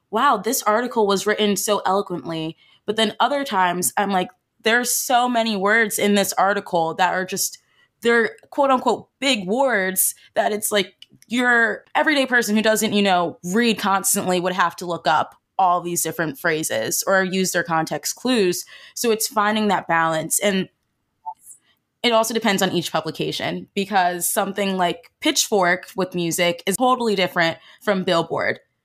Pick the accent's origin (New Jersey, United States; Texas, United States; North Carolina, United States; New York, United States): New Jersey, United States; I'm from South Jersey